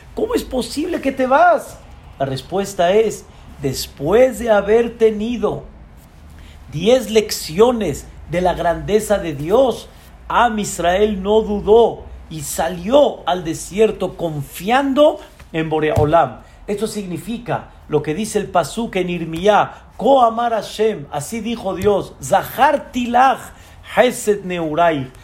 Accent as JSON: {"language": "Spanish", "country": "Mexico", "said": "Así como nosotros somos mexicanos"}